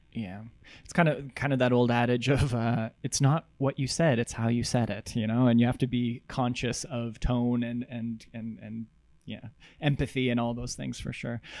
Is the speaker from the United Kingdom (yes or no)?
no; Russell, Manitoba, Canada; I'm from Russell